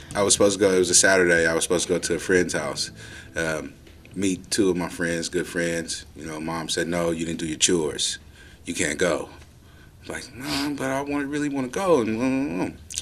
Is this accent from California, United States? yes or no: yes; Oakland, California, United States; I am born and raised, uh, Oakland, California, um, where I spent most of my childhood.